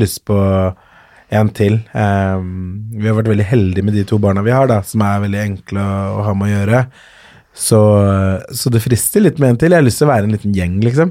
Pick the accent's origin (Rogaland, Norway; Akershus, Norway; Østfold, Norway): Akershus, Norway; Kolbotn; also born or lived in Colombia / Ås / Frogner, Oslo; er fra Kolbotn, eller der bodde jeg først, og så flytta jeg videre til Ås, og så flytta jeg videre til Frogner i Oslo